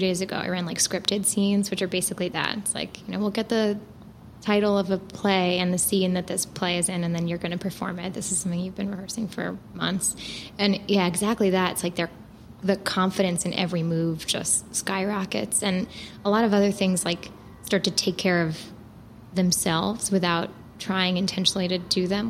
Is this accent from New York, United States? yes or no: yes; New York, United States; moved away as an adult; I'm from New York